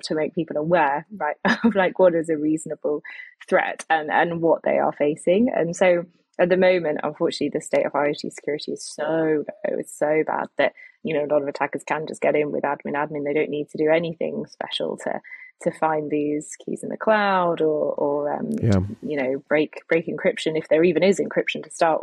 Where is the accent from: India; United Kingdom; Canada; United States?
United Kingdom; I'm British